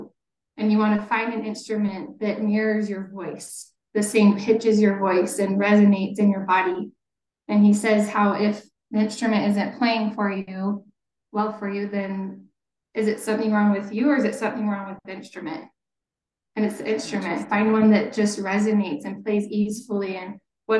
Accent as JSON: {"language": "English", "town": "Kaysville", "region": "Utah", "country": "United States", "said": "I'm originally from Kaysville. I grew up taking music lessons"}